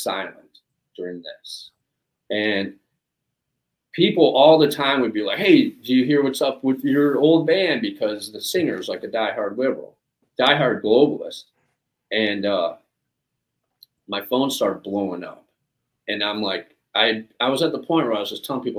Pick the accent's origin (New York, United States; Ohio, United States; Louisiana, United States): Ohio, United States; Cleveland; I was from Cleveland